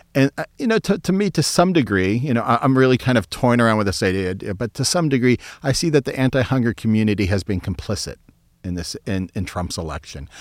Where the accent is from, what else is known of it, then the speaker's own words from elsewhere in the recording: Youngstown, Ohio, United States; I grew up in Youngstown, Ohio